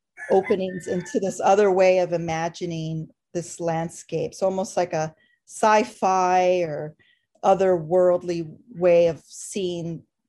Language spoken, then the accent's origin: English; Los Angeles, California, United States; I'm an artist from Los Angeles.